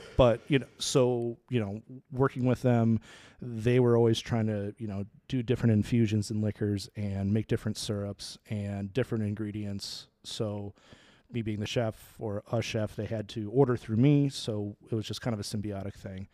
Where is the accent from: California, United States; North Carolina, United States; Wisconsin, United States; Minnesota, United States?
Minnesota, United States; moved away as an adult; also born or lived in Chicago; I grew up in Minnesota, actually